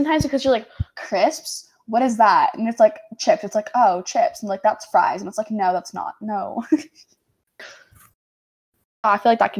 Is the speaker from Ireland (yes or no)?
no; Canada